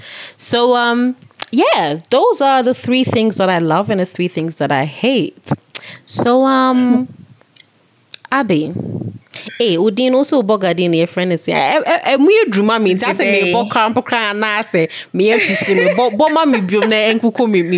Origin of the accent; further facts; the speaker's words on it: Germany; now in Accra, Ghana; I was born in Germany.